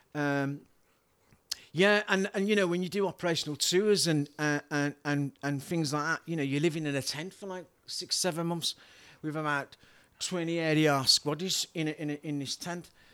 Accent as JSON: {"language": "English", "town": "Wolverhampton", "region": "West Midlands", "country": "United Kingdom", "tie": "born or raised there", "accent": "yam yam", "moved": "as an adult", "lives_now": "Liverpool, United Kingdom", "said": "originally from Wolverhampton in the West Midlands."}